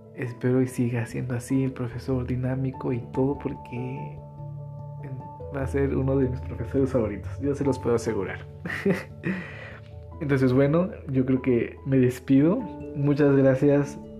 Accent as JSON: {"language": "Spanish", "town": "Metepec", "region": "Hidalgo", "country": "Mexico", "said": "soy del municipio de Metepec Hidalgo"}